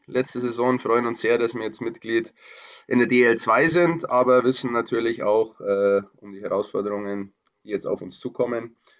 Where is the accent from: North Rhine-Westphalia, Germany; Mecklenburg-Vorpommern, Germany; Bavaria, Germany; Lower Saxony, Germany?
Bavaria, Germany; Upper; moved away; ich bin aus Oberbayern ursprünglich